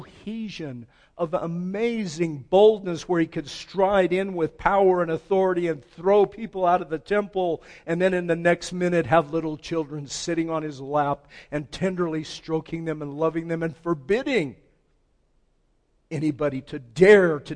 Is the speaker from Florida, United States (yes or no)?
no; El Paso, Texas, United States; I'm from El Paso